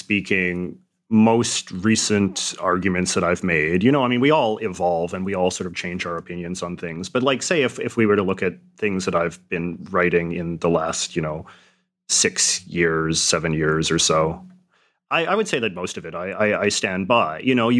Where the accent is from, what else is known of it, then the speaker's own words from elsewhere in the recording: Western Canada, Canada; And I suppose maybe because I grew up in Western Canada and perhaps I was a little bit less indoctrinated with certain shibboleths of sort of Canadian nationalism and patriotism